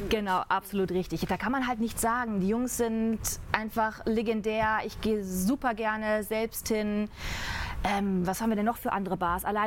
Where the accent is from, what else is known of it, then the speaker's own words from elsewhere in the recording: Ruhr area, North Rhine-Westphalia, Germany; Ich komme ja aus dem Pott